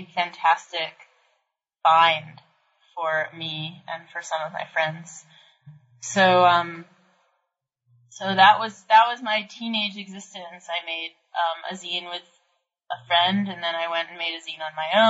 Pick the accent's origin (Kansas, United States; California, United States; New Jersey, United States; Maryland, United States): Maryland, United States; D.C.; now in Brooklyn, United States; I grew up in Maryland, outside Washington, D.C.